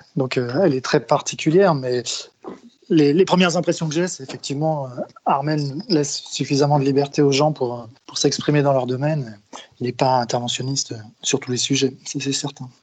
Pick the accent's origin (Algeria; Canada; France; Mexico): France; Brittany; moved away; also born or lived in Paris region; je suis originaire de Bretagne, donc j'ai plutôt joué là-bas quand j'étais jeune.